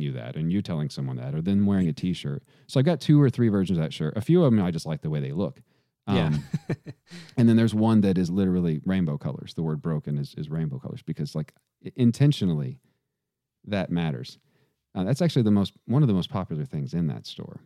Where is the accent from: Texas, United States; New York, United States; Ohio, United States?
Texas, United States; I grew up playing football in Texas